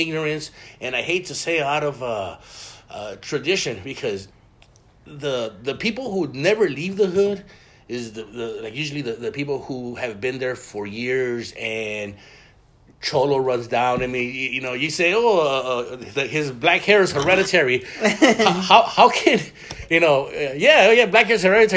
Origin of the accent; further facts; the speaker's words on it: Mexico; now in United States; I was born in Mexico